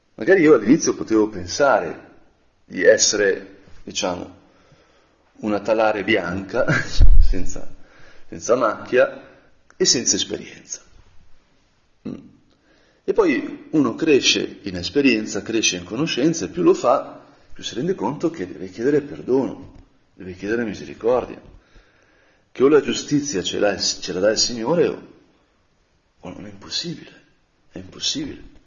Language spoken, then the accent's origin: Italian; Brianza, Lombardy, Italy; da Brianzolo